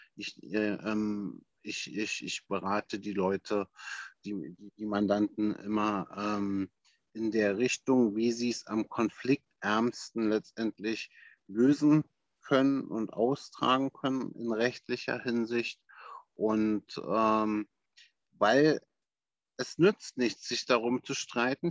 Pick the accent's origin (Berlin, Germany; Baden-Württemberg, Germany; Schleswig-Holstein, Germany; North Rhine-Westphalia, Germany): Berlin, Germany; ich selbst bin, äh, wie gesagt, ein waschechter Berliner